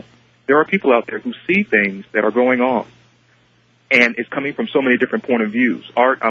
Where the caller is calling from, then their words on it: Sacramento, California, United States; I'm calling from Sacramento.